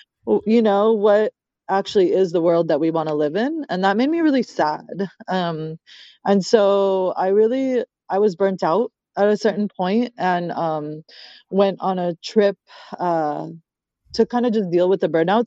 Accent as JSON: {"language": "English", "country": "United States", "tie": "born or raised there", "said": "I was a kid from America, and I didn't have the memories in that homeland that my parents did"}